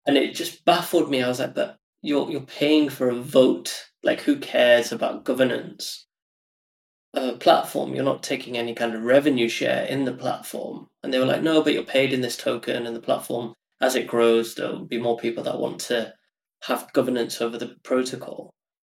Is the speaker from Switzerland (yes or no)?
no; United Kingdom; I'm like British Indian, and half my family live in India